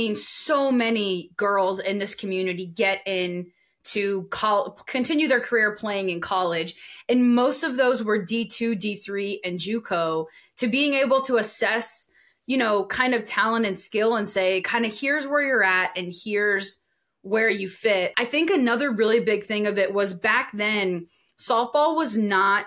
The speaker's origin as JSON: {"language": "English", "region": "Louisiana", "country": "United States", "said": "I'm from Louisiana"}